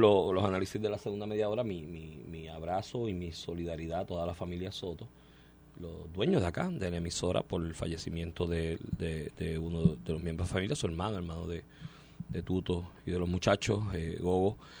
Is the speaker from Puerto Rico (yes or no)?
yes; Puerto Rico